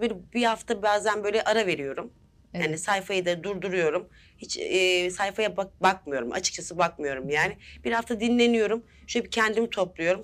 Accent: Yalova, Turkey; now in Istanbul, Turkey; 1986 e, Yalova doğumluyum. İstanbul'da yaşıyorum.

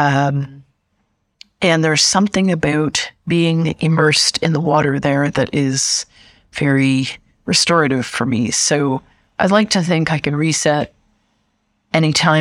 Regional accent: Canada; moved away; also born or lived in United States / Brazil / Germany; I am Canadian, but I've lived extensively in the United States

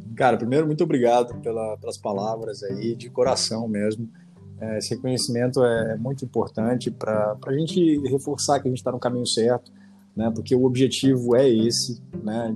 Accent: Jataí, Goiás, Brazil; moved away as an adult; also born or lived in Cuiabá, Mato Grosso; Eu sou goiano, sou de Jataí, interior de Goiás, e fui fazer faculdade em Cuiabá e acabei ficando aí durante 16 anos

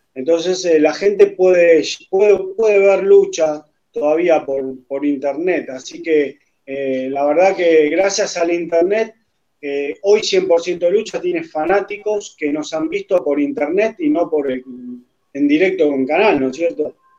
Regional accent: Argentina; acá en mi país, en Argentina

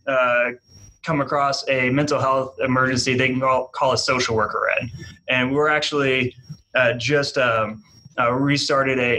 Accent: New England, United States; now in Wichita, United States; Like I I'm from New England. I got that New England like Patriots go to the Super Bowl every year.

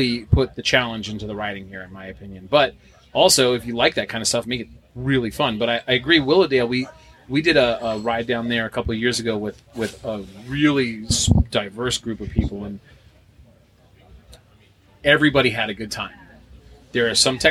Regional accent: New Hampshire, United States; I'm from New Hampshire. I got to drive down here

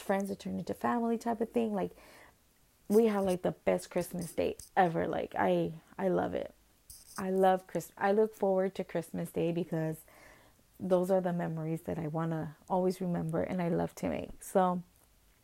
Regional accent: Guatemala; moved away; I'm from Guatemala

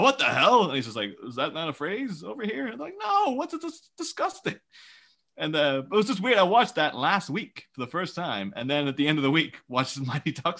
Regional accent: Ireland; we're Irish children

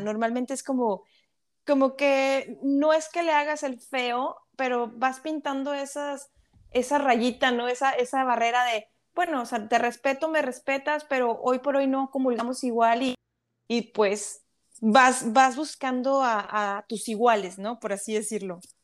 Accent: Monterrey, Nuevo León, Mexico; moved away as an adult; como decimos los regios, allá en mi ciudad

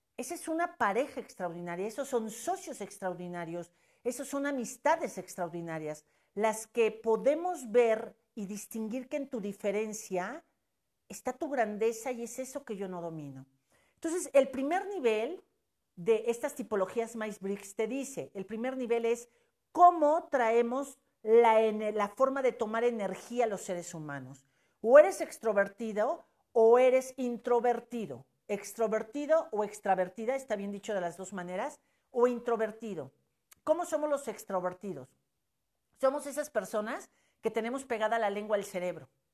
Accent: Puebla, Mexico; Somos de Puebla, del país México exactamente

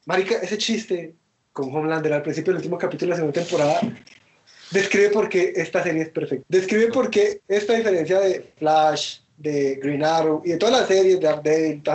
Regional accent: Colombia; yo soy colombiano y puedo ser racista, soy latino.

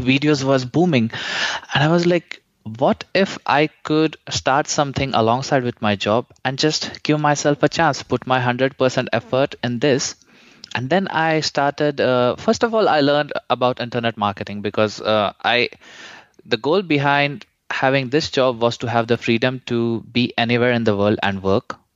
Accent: India; moved away as an adult; I'm originally from India

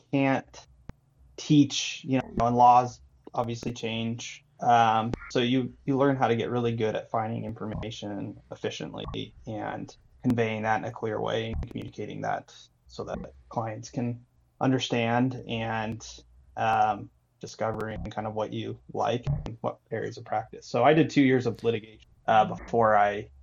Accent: Salt Lake City, Utah, United States; moved away as an adult; now in Las Vegas, United States; I myself am a transplant from Salt Lake City, Utah. And I've been here for about 4 years

